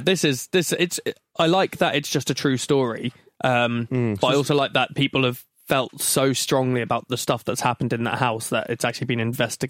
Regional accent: United Kingdom; being British

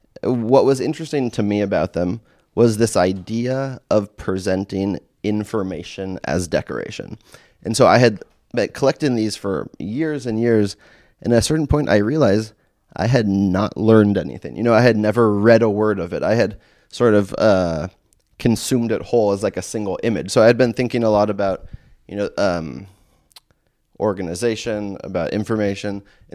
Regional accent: California, United States; So, you know, I grew up in California in the 80s.

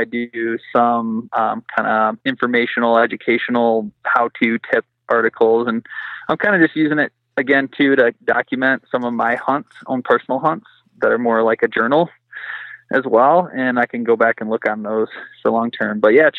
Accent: Michigan, United States; moved away as an adult; now in Colorado, United States; I'm originally from Michigan. And so I moved out to Colorado about a year and a half ago.

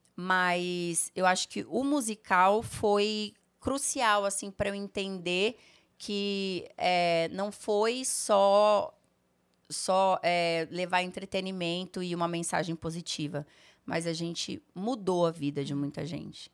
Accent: Rolândia, Paraná, Brazil; moved away; also born or lived in Sertanópolis, Paraná / Rondônia; eu morava no interior do Paraná, gente. Eu morava em Rolândia, nasci em Sertanópolis

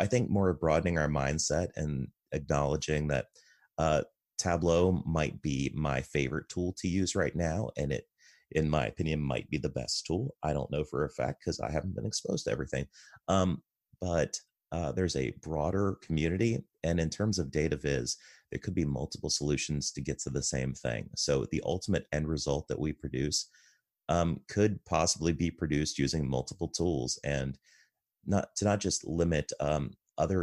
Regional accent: United States; I'm an American and I'm male and I'm married

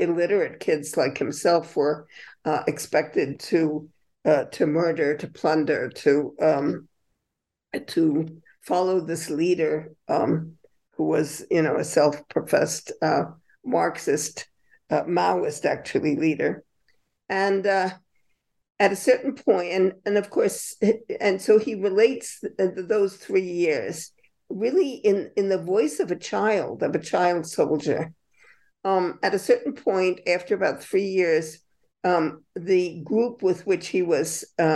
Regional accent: United States; moved away as an adult; also born or lived in Latin America; the country of my birth

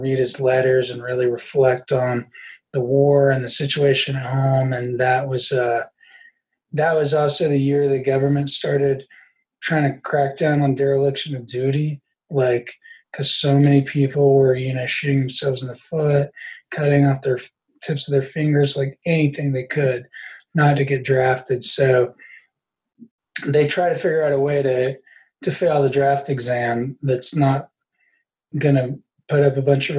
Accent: Huntington, West Virginia, United States; moved away; my hometown's the overdose capital of the world. And my home state, West Virginia

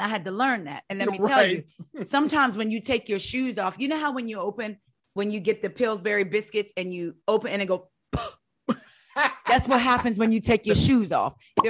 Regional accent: New Jersey, United States; I am from Jersey, the country part of Jersey. I am country.

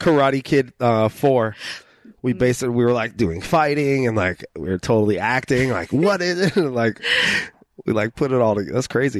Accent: Rancho Cucamonga, California, United States; I'm from Rancho Cucamonga

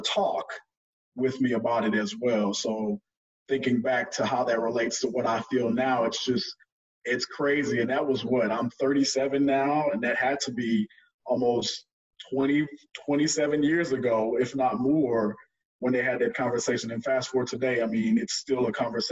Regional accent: Port Arthur, Texas, United States; moved away as an adult; also born or lived in Houston, Texas / Oklahoma / Dallas, Texas; I was originally born in Houston, but I was raised in Port Arthur

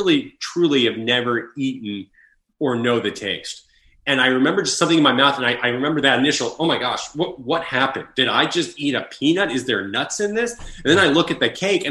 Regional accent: Long Island, New York, United States; moved away as an adult; also born or lived in Connecticut / Los Angeles, California; So I was born and raised in Long Island, New York, and I went to school in Connecticut.

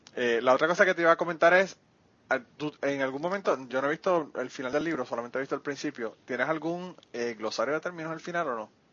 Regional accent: Utuado, Puerto Rico; a mí me parieron en el hospital del maestro y me llevaron potuado y yo soy tutuado

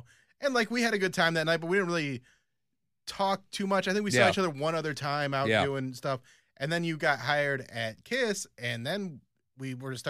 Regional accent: United States; also born or lived in Philippines

